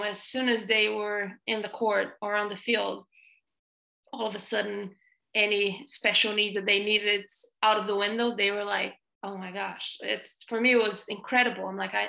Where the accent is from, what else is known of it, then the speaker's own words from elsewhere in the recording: Belo Horizonte, Minas Gerais, Brazil; English is a second language; moved away as an adult; also born or lived in Ohio, United States; I'm from Brazil.